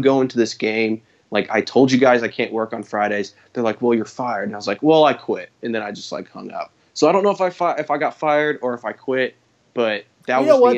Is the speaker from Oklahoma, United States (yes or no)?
yes; Tulsa, Oklahoma, United States; growing up in Tulsa